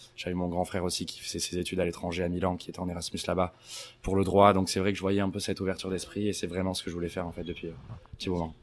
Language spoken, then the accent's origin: French; Anglet, Nouvelle-Aquitaine, France; moved away as an adult; also born or lived in Bayonne; now in United States; Je suis né à Bayonne. J'ai toujours habité euh, à Anglette.